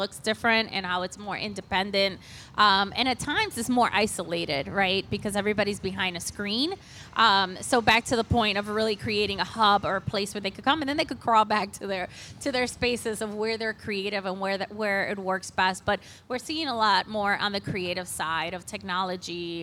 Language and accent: English; Cleveland, Ohio, United States; I am a proud Lincoln West alum, by the way. I grew up on West 30th and Clark, and so this is my homecoming with CentroVilla.